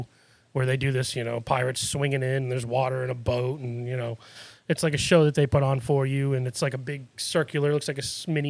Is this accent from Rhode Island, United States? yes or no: no; Oxford, Massachusetts, United States; now in Florida, United States; I'm from Oxford.